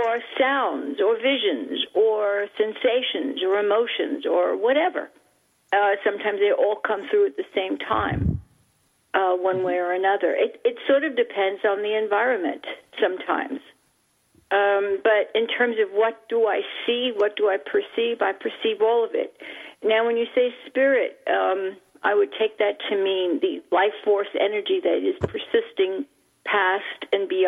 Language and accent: English; New York City, New York, United States; when I was a little child growing up in Manhattan, the island of Manhattan in New York City